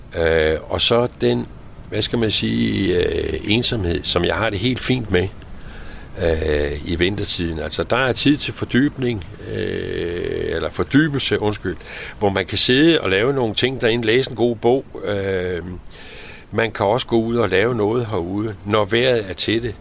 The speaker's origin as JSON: {"language": "Danish", "town": "Copenhagen", "region": "Capital Region of Denmark", "country": "Denmark", "tie": "born or raised there", "moved": "as an adult", "lives_now": "Nørre Lyngby, Denmark", "said": "jeg er opvokset med som, som ung i København"}